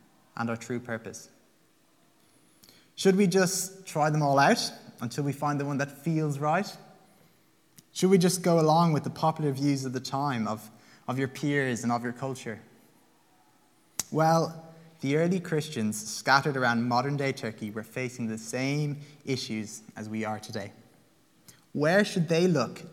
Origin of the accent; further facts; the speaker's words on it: Limerick, Munster, Ireland; now in Dublin, Ireland; I am Irish. I'm a Limerick man